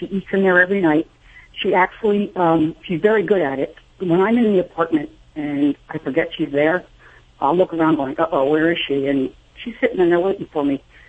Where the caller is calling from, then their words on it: Albany, New York, United States; I'm in Albany, New York.